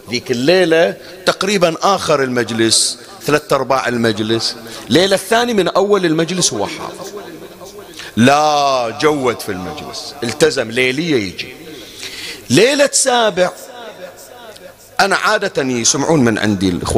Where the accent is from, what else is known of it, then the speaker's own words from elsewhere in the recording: Bahrain; أنا كنت أقرأ في بعض المناطق عندنا في البحرين